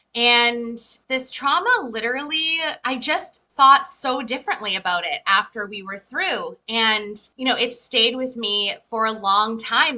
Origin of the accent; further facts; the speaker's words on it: Methuen, Massachusetts, United States; I live in USA, so I'm from Methuen, Massachusetts, and I live here with my husband